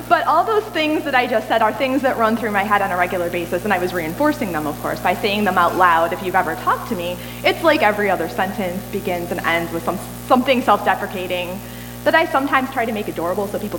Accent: United States; I'm American

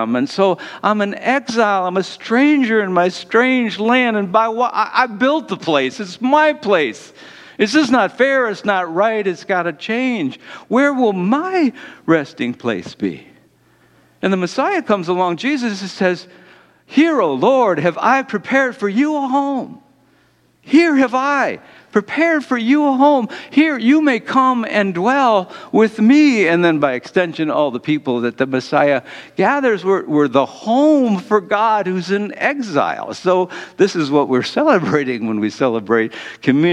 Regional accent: Detroit, Michigan, United States; I'm from Detroit.

